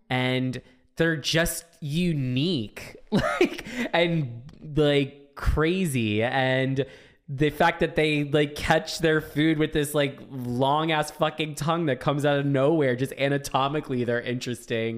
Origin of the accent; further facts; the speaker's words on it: Florida, United States; growing up in Florida